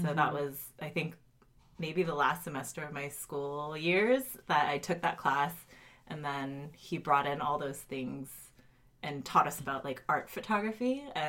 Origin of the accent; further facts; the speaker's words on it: Cupertino, California, United States; also born or lived in Colorado / Tennessee; And then I moved to California and like moved all around the Bay Area. So I'm from Cupertino, I say